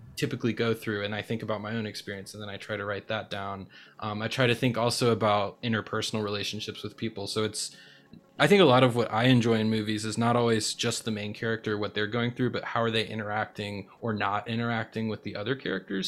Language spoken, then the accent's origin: English; North Carolina, United States; North Carolina, that's my hometown, uh, home state